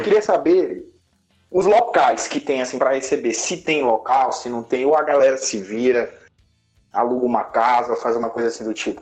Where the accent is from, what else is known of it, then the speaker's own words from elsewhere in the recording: Presidente Dutra, Maranhão, Brazil; Presidente Dutra tem duas. Posso falar da minha terra?